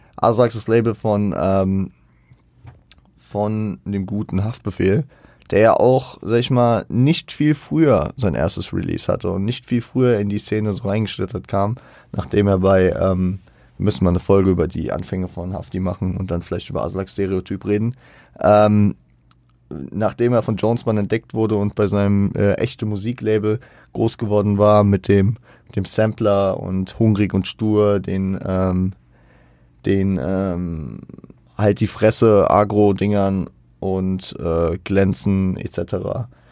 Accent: Frankfurt, Hesse, Germany; Ich bin teilweise auch in Bornheim groß geworden. Ich habe da nie gewohnt direkt, aber ich war da viel unterwegs

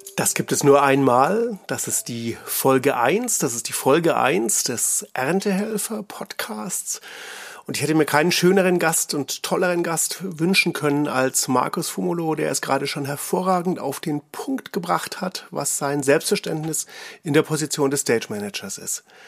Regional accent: Nuremberg, Bavaria, Germany; Ich komme ja auch aus Nürnberg

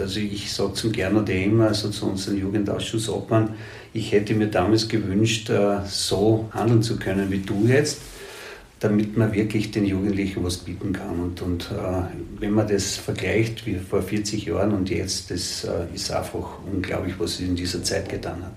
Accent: Gratwein-Straßengel, Styria, Austria; ich bin da in der Murfeldsiedlung aufgewachsen

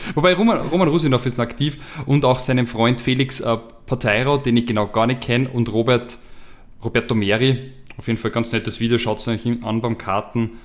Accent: Austria; als Österreicher

